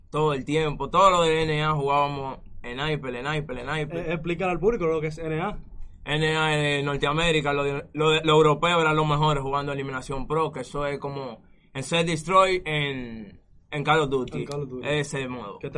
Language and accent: Spanish; Villa Mella, Distrito Nacional, Dominican Republic; tengo 22 años, soy de Villamella, del Sol de Luz.